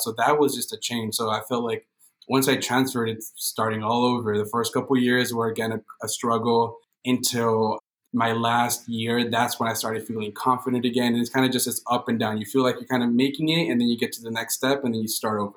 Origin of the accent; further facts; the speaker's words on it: Montebello, California, United States; We're all born and raised in Los Angeles County. We grew up right next to in in Montebello. It's a small little town right next to East LA.